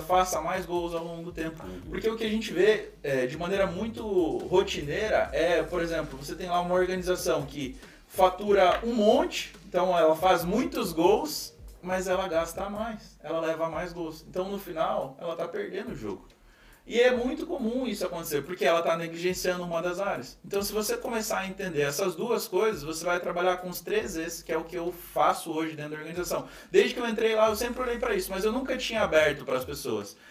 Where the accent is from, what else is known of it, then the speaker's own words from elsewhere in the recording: Foz do Iguaçu, Paraná, Brazil; eu moro numa tríplice fronteira, sou de Foz do Iguaçu, interior do, do Paraná